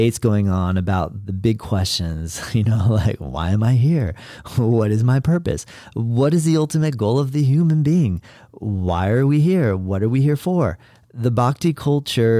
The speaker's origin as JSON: {"language": "English", "region": "Florida", "country": "United States", "tie": "born or raised there", "said": "I was in my home state of Florida"}